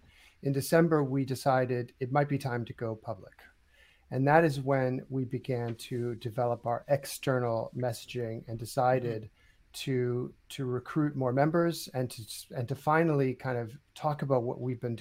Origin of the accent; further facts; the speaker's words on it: United States; moved away as an adult; now in United Kingdom; I'm American. I've spent 20 years, over 20 years in this industry, starting in the US, and then I've been here in the UK for 2 years